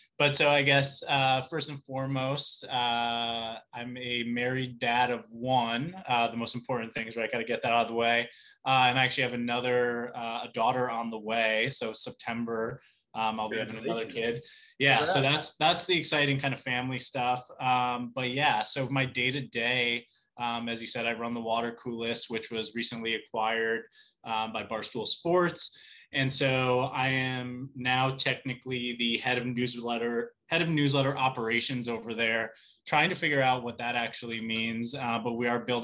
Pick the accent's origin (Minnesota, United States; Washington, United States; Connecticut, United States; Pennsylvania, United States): Connecticut, United States; Plymouth; also born or lived in New York City / Fairfield, Connecticut; I grew up in Plymouth, Connecticut.